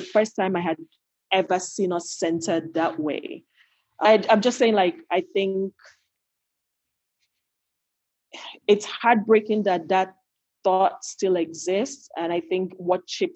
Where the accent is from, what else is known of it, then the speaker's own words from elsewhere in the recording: Nigeria; moved away as an adult; now in Los Angeles, United States; the Nigeria I grew up